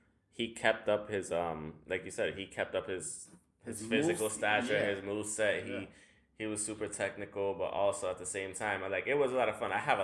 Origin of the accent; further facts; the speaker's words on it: New York, United States; as a New Yorker